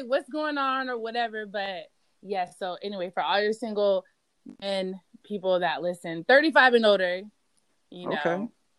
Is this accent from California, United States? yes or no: no; Tampa, Florida, United States; moved away as an adult; now in Washington, D.C., United States; I'm originally from Tampa, Florida, and I've been living in the D.C. area for like 10 years now.